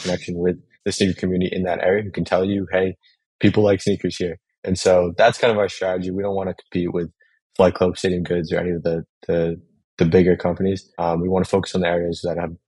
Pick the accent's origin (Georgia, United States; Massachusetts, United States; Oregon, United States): Massachusetts, United States; now in New York City, United States; I'm originally from Massachusetts. I'm located in New York City now